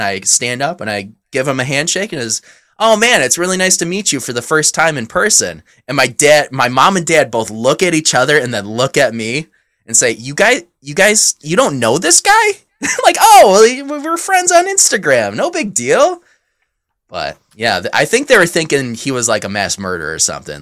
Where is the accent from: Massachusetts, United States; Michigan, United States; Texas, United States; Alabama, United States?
Michigan, United States; near Frankenmuth; moved away; Frankenmuth is right next to my hometown, or, you know, pretty short drive from there